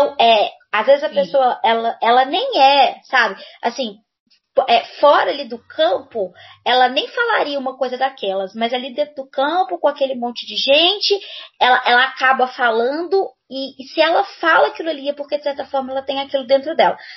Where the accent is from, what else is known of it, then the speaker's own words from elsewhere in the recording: Belo Horizonte, Minas Gerais, Brazil; eu sou professora de língua portuguesa, sou daqui de Belo Horizonte, Minas Gerais, mineirinha, uai.